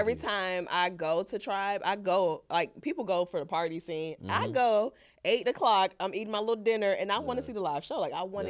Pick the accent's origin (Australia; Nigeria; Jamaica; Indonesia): Jamaica; I'm Jamaican, so that's my shit.